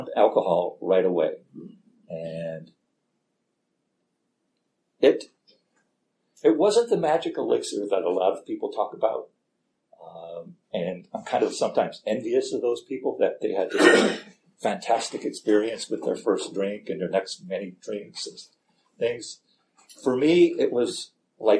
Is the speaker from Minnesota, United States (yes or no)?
no; Gary, Indiana, United States; moved away; I grew up in Gary, Indiana